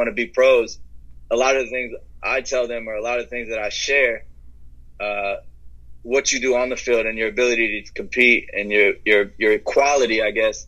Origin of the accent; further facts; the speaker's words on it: Dayton, Ohio, United States; I'm from Ohio, born in Dayton, Ohio